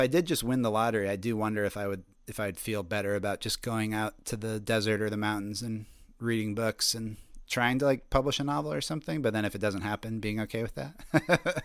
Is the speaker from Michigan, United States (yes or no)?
no; Colorado, United States; moved away as an adult; now in Brooklyn, United States; I grew up in Colorado